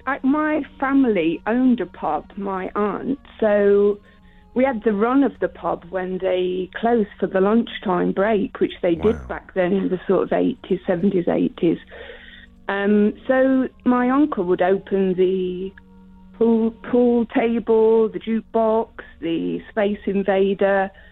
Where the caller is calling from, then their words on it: London, United Kingdom; I'm calling from Northwest London.